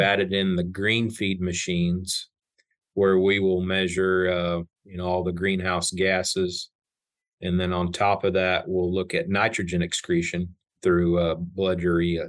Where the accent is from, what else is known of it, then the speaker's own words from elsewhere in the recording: South Central Kansas, United States; I grew up in South Central Kansas on a grain and cow calf